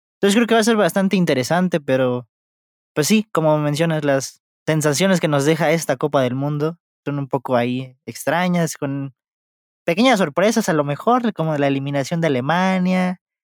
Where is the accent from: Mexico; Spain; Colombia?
Mexico; como mexicano